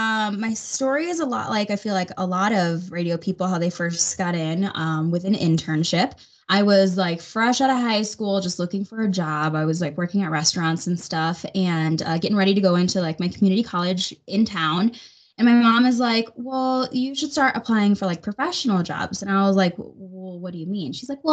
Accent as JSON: {"language": "English", "town": "Chicago", "region": "Illinois", "country": "United States", "moved": "as an adult", "lives_now": "Denver, United States", "said": "when I first moved to Colorado, I'm not from here. I'm originally from the Chicagoland area, and I've kind of bounced around with radio a little bit and found myself in Denver with my now fiance."}